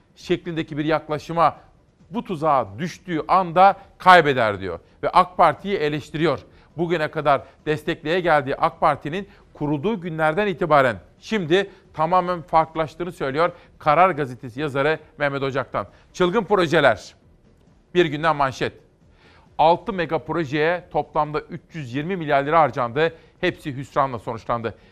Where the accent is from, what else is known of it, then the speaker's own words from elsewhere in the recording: Simav, Kütahya, Turkey; benim memleketimden Simav'dan, Kütahya Simav'dan